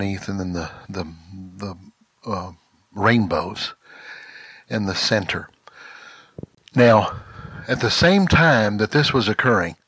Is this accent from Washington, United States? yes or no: no; Mississippi, United States; moved away as an adult; now in Texas, United States; I was born and raised in Mississippi, but I grew up in Texas